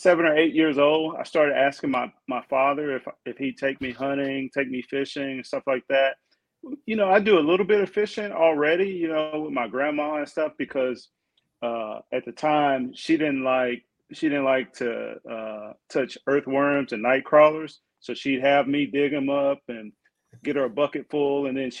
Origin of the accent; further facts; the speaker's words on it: Jackson, Mississippi, United States; moved away as an adult; also born or lived in Pennsylvania; now in Texas, United States; I grew up in Mississippi, right? Jackson, Mississippi.